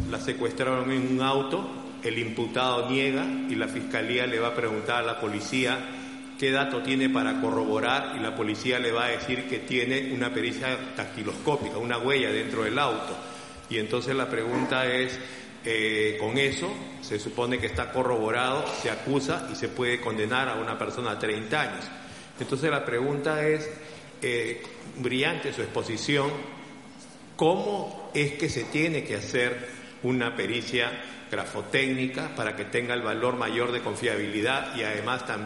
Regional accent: Peru; Yo soy de Perú, un país de Latinoamérica

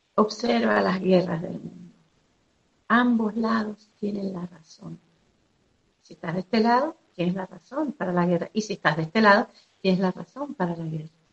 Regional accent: Venezuela; soy de Venezuela

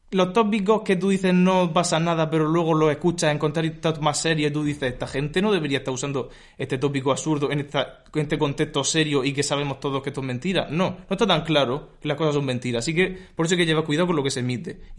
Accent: Region of Murcia, Spain; Yo soy murciano

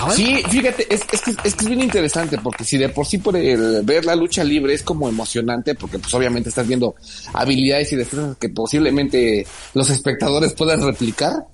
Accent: Mexico; nos identifica como mexicanos en el extranjero

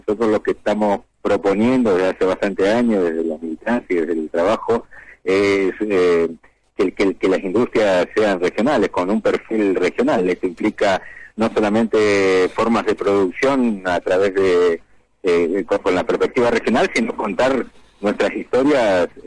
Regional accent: Resistencia, Chaco, Argentina; yo vengo de la provincia de Chaco, de la ciudad de Resistencia. Ahí desarrollo una actividad.

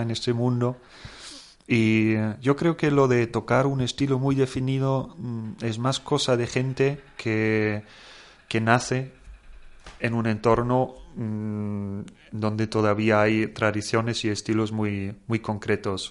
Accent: Germany; moved away; yo como alemán

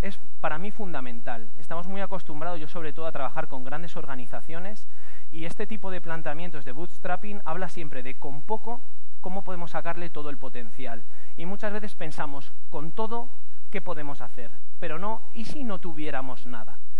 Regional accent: Castilla-La Mancha, Spain; manchego como yo, manchego

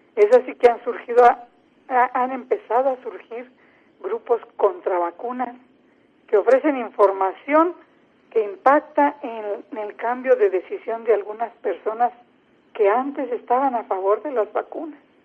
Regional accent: Mexico; also born or lived in San Luis Potosí, Mexico; En mi país, cerca del 90% de quienes tenemos esta profesión somos mujeres.

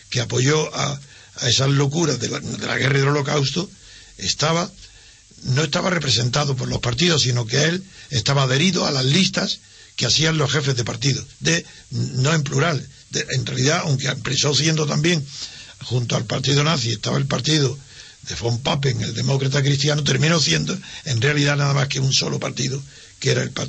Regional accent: Spain; como españoles

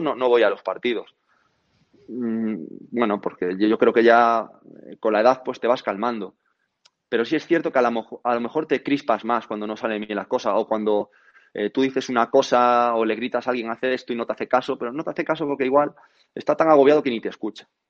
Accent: Galicia, Spain; venir a mi, a mi tierra

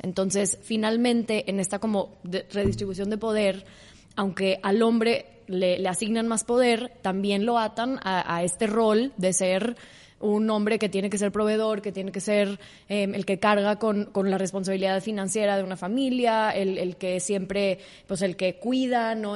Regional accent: Mexico; soy una mujer mexicana

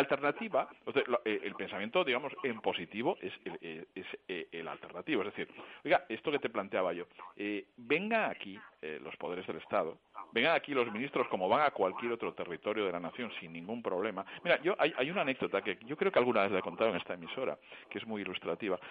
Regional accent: Barcelona, Catalonia, Spain; yo que soy de Barcelona

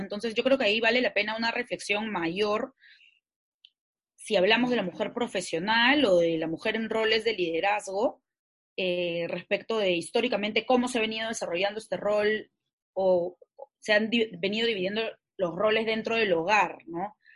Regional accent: Peru; Yo como peruana, ciudadana

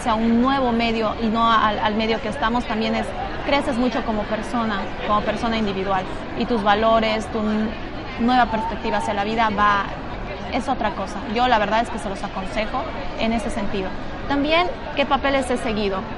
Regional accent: Bolivia; moved away as an adult; now in Madrid, Spain; soy de Bolivia. Les mando mucha fuerza a las personas que estén en Madrid y también a las personas que quieran integrarse acá, a este país tan hermoso que es España. Yo vine hace seis meses aproximadamente

